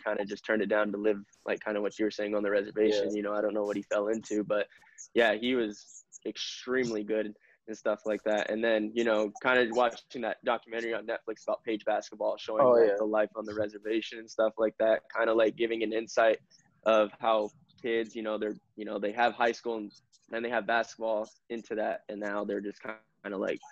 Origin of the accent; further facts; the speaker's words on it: Kearny, Arizona, United States; I grew up in a small town. I grew up in Kearney, Arizona, which only had 3,000.